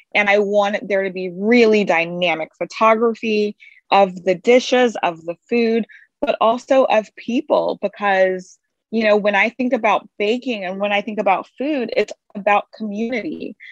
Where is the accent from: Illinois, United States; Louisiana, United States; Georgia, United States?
Louisiana, United States; Baton Rouge; I'm from Baton Rouge, Louisiana, and there's a very strong food tradition and baking tradition there